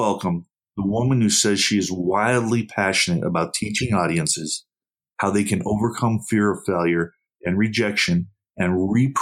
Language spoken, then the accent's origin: English; Buffalo, New York, United States; now in Arizona, United States; I grew up in Buffalo, New York